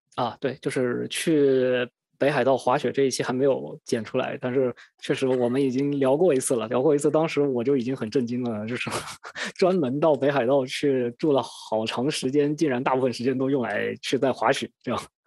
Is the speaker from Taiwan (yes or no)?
no; Wuhan, Hubei, China; moved away; also born or lived in Sydney, Australia; 在湖北的一些地方，因为毕竟是我的家乡嘛